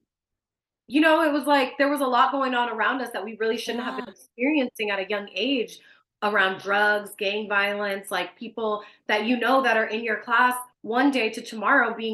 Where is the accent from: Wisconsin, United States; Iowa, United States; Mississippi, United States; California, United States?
California, United States; Richmond; So I'm from Richmond. So I went to school at Adams Middle School